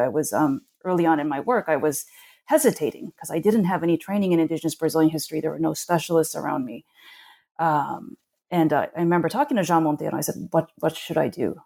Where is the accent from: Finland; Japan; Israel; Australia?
Japan; Tokyo; moved away as an adult; now in United States; I actually grew up in Tokyo. I came to the United States when I was eighteen